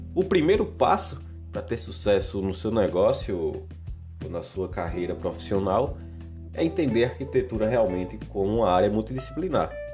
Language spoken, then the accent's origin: Portuguese; Alagoas, Brazil; Eu sou de Alagoas